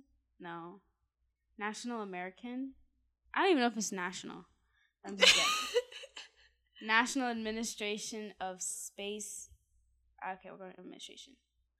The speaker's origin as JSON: {"language": "English", "country": "Canada", "said": "We're Canadian."}